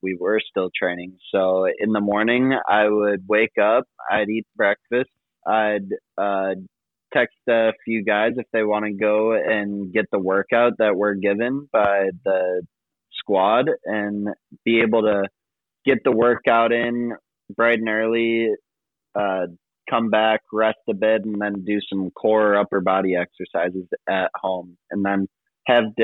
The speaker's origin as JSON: {"language": "English", "town": "Streamwood", "region": "Illinois", "country": "United States", "tie": "born or raised there", "said": "I'm from Streamwood, Illinois"}